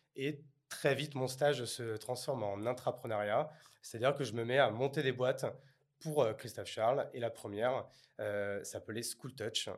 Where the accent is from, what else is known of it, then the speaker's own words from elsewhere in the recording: Bordeaux, Nouvelle-Aquitaine, France; Je suis bordelais